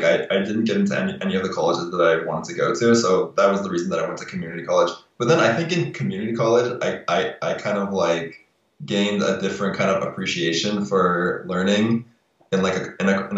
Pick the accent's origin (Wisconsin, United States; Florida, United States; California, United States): California, United States; Los Angeles; also born or lived in New York City / Berkeley / Palos Verdes; my family and I moved when I was 7 from New York to Los Angeles. And then, so I was in LA.